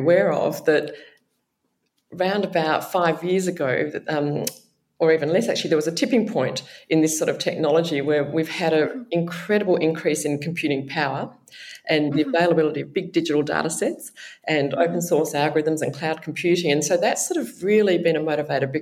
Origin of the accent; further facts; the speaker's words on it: Perth, Western Australia, Australia; moved away as an adult; also born or lived in Sydney, New South Wales; now in Melbourne, Australia; I grew up in Perth in Western Australia